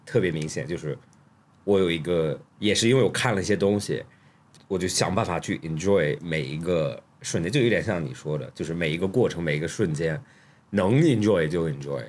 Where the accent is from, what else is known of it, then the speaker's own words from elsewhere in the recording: Australia; moved away; 你小时候在学校，他逼着你干很多事情 就特别在澳洲